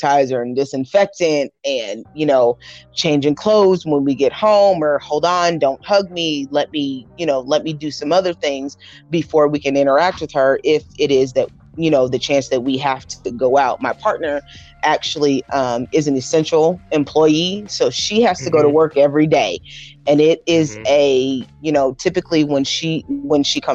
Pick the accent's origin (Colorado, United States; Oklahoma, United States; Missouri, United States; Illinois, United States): Missouri, United States; North Kansas City; I grew up in North Kansas City, so I went to middle school at sixth grade